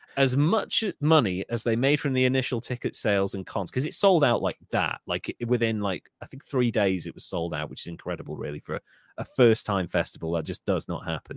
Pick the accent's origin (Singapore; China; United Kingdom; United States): United Kingdom; I love being British